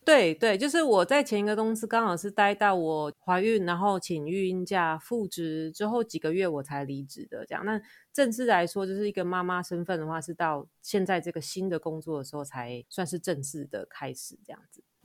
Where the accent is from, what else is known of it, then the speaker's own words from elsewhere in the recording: Kaohsiung, Taiwan; moved away as an adult; now in Tokyo, Japan; 我是高雄人，然后我是刚好在十年前的这个月，就是二零一零年的九月来到日本的